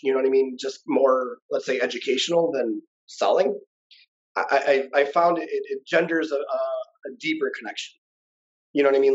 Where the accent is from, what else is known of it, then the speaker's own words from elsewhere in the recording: Michigan, United States; moved away as an adult; now in Las Vegas, United States; we're both obviously from Michigan